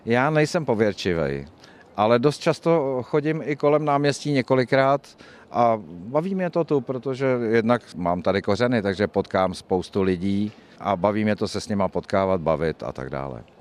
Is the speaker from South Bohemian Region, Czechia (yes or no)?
yes; České Budějovice, South Bohemian Region, Czechia; já jsem se tady narodil